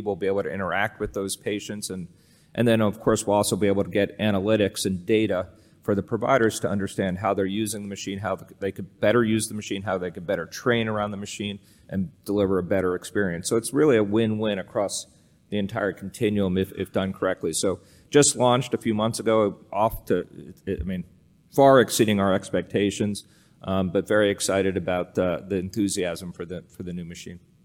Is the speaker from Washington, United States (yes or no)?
no; outside Allentown, Pennsylvania, United States; I grew up in Pennsylvania, uh, outside of, uh, a town called Allentown